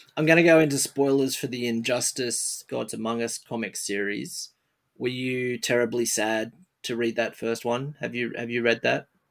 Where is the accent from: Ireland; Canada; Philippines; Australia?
Australia; I'm an I'm an Australian